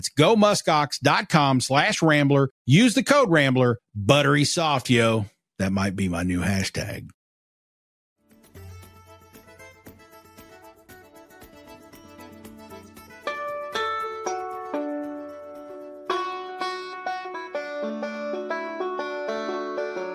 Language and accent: English; Pikeville, Kentucky, United States; I grew up in Pikeville